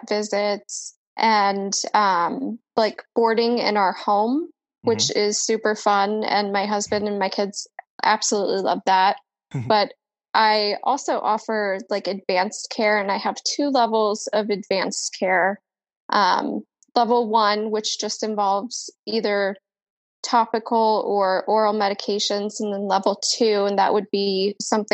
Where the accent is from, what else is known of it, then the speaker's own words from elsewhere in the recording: Colorado, United States; now in Florida, United States; I am originally from Colorado, and it's really cold there.